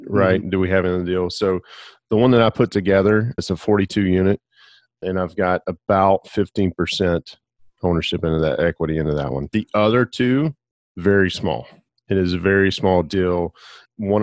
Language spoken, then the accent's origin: English; Alabama, United States; now in Pensacola, United States; born and raised in Alabama